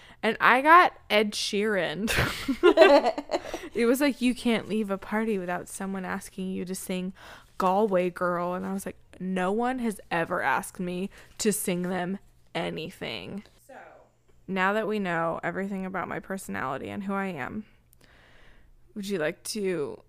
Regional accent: England, United Kingdom; It was suggested to me to lead with the fact that I am English, which is the least interesting thing about me. But hey, I'll give it a go. I am English.

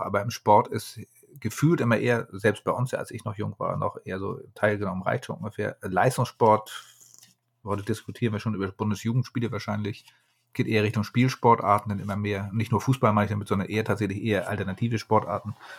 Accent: Hamburg, Germany; ich mich immer als Hamburger bezeichne

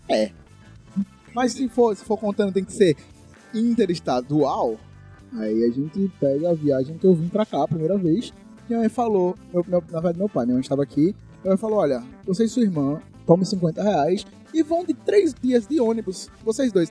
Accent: São Paulo, Brazil; born there; Bem, eu nasci em São Paulo, São Paulista.

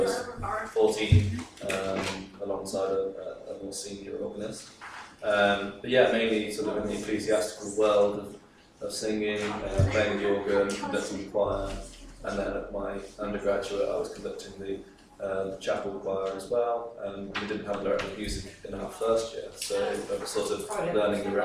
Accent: Birmingham, West Midlands, United Kingdom; I'm from Birmingham, so I haven't travelled too far.

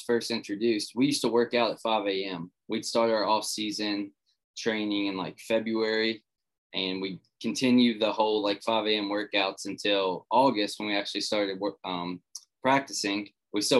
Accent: West Virginia, United States; I come from a small town in West Virginia. Grew up here, still here

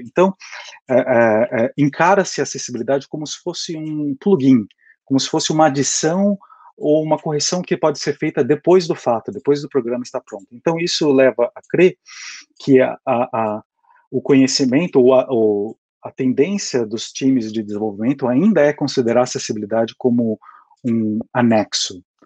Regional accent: Brazil; moved away as an adult; now in United States; eu, como vocês podem perceber pelo pelo meu sotaque, eu sou brasileiro, mas eu moro aqui nos Estados Unidos há mais ou menos oito anos e meio.

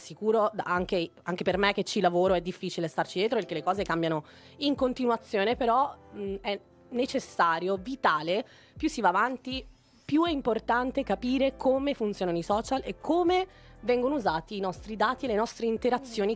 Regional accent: Venice, Veneto, Italy; also born or lived in Naples; sono una pulegna, sono di Napoli, sono cresciuta però a Venezia

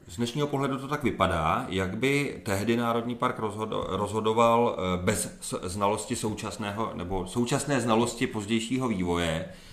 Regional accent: Czechia; also born or lived in eastern Krkonoše; nejsem původně z Krkonoš, ale z Podkrkonoší a z- z dětství jsem strávil do velké míry ve východních Krkonoších

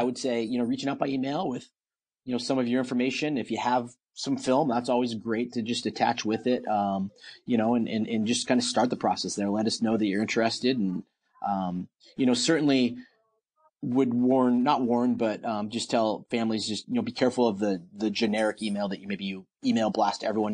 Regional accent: Portland, Oregon, United States; moved away; I'm from Portland, Oregon, and we don't have a baseball team there

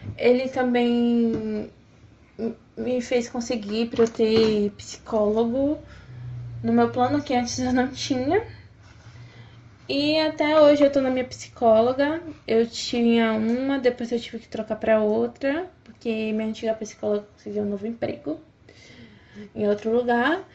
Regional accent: Feira de Santana, Bahia, Brazil; sou da cidade de Feira de Santana, Bahia.

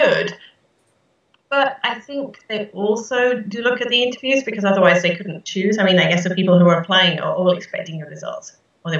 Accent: Nottingham, East Midlands, United Kingdom; moved away as an adult; also born or lived in Cambridge, United Kingdom; now in Japan; I was born in May of 1973 in Nottingham, which is in the center of the UK. It's a sort of medium-sized town. And yeah, I lived there for the first, near there for the first 16 years of my life. And I've been in Japan for half my life now.

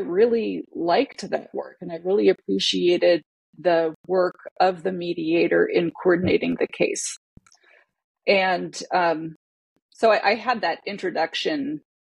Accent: Connecticut, United States; now in Seattle, United States; I'm Hawaiian. I grew up in Connecticut.

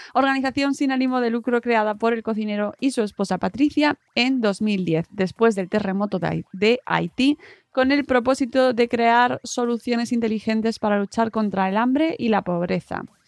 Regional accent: Community of Madrid, Spain; Yo soy de Madrid y de Madrid además de pueblo, básicamente pueblo de Madrid

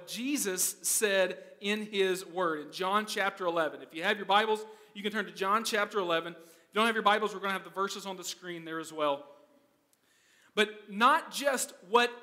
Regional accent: United States; moved away as an adult; now in Netherlands; I'm American

